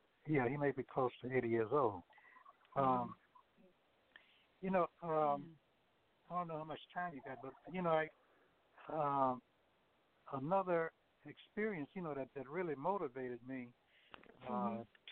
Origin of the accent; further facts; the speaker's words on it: Plaquemine, Louisiana, United States; growing up in my hometown of Plaquemine, Louisiana